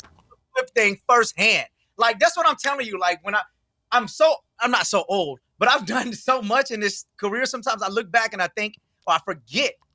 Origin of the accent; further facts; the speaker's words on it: Houston, Texas, United States; moved away; I'm from Houston originally